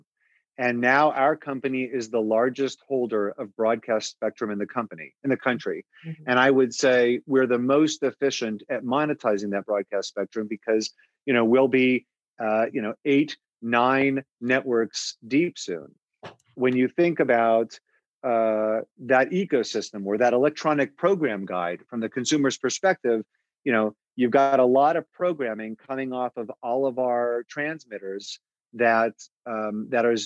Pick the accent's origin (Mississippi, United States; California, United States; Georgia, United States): California, United States; Los Angeles; moved away; also born or lived in Chicago / Phoenix; I was born and raised in Los Angeles.